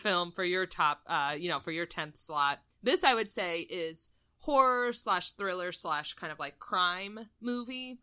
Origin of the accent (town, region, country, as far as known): United States